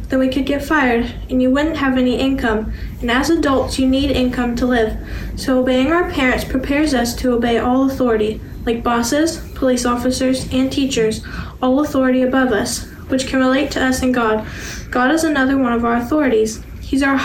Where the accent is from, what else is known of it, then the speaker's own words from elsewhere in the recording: Orange, Texas, United States; I am 15 years old, and I'm from Orange, Texas